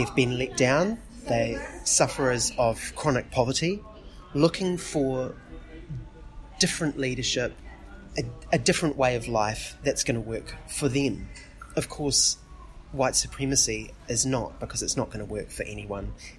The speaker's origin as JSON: {"language": "English", "town": "Dunedin", "region": "Otago", "country": "New Zealand", "said": "I'm from Otapoti, Dunedin"}